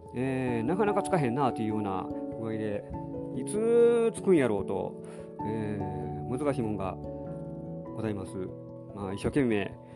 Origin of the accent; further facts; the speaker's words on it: Nara, Japan; うちの実家はあの奈良の住宅地やった